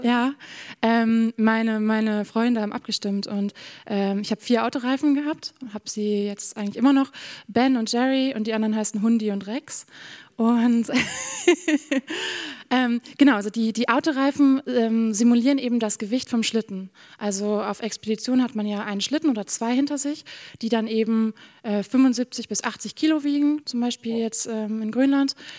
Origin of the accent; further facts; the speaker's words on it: Bremen, Germany; moved away as an adult; now in Norway; Ich komme aus, aus Bremen-Nord